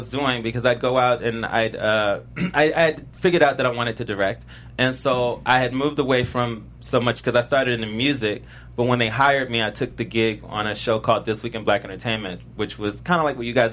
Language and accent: English; Richmond, Virginia, United States; and I was from Richmond, Virginia, and I was in a punk rock band right before I went there.